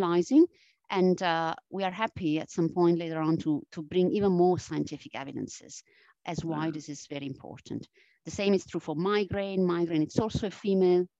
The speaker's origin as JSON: {"language": "English", "country": "Italy", "accent": "Italian", "second_language": "English", "moved": "yes", "said": "my strong Italian accent. I mean, I am originally from Italy. And I still carry this Italian accent."}